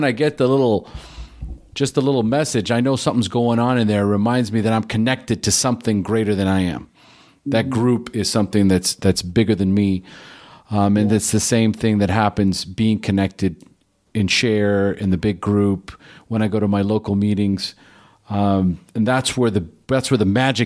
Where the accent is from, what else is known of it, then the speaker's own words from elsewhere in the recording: Pasadena, California, United States; moved away; I'm originally from Pasadena, so... L.A.